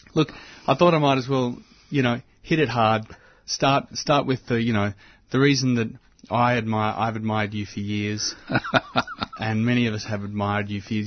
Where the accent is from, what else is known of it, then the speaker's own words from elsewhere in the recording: Mordialloc, Victoria, Australia; I was born in Mordialloc